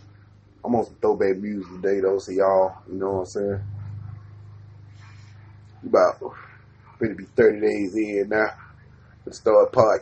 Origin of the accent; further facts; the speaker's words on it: the South, United States; growing up in the South